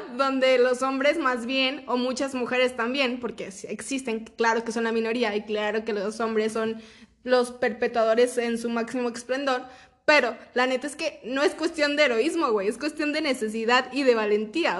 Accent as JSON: {"language": "Spanish", "country": "Mexico", "said": "yo como ciudadana mexicana"}